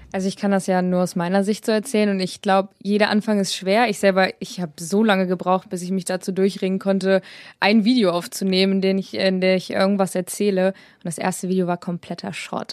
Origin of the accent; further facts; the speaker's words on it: Braunschweig, Lower Saxony, Germany; ich bin 20, ich komme aus Braunschweig